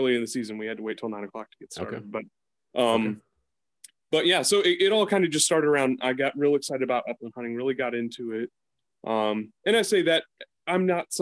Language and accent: English; East Coast, United States; moved away; I growing up on the East Coast